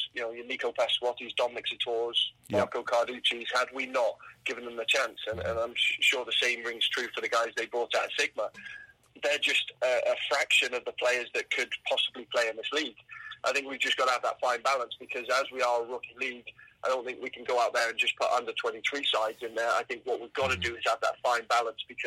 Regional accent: England, United Kingdom; now in Canada; I grew up in England

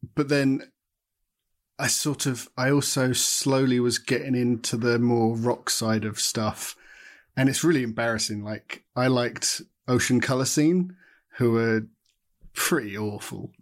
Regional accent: Watford, East of England, United Kingdom; born or raised there

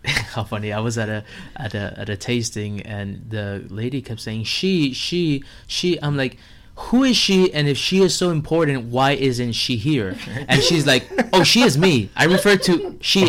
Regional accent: Miami, Florida, United States; I'm from Miami. I was born and raised here

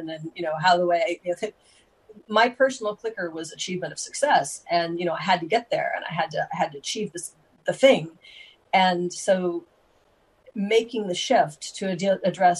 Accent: United States; being an American

